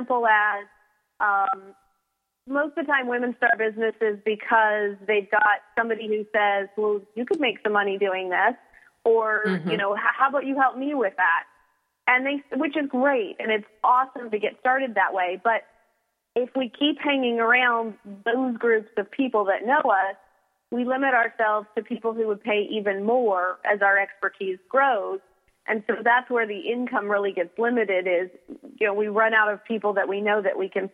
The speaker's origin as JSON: {"language": "English", "town": "Mabank", "region": "Texas", "country": "United States", "moved": "as an adult", "lives_now": "Florida, United States", "said": "I hail from Maybank, Texas"}